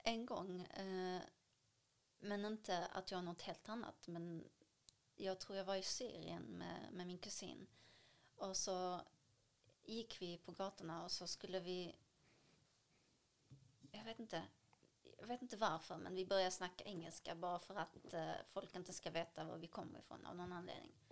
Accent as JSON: {"language": "Swedish", "country": "Palestine", "said": "Vi, vi kommer från Palestina men vi har blandade rötter."}